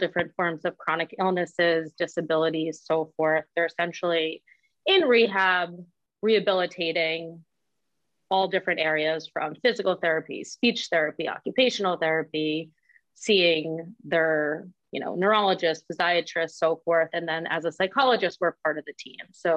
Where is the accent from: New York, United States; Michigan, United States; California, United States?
New York, United States; Westchester County; I'm not from Manhattan. I'm a bit north of the city, Westchester County.